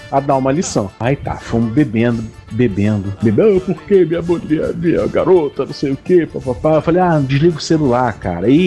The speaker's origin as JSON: {"language": "Portuguese", "region": "Northeast Region", "country": "Brazil", "said": "onde se bebe muita cachaça nordestina somos nordestinos."}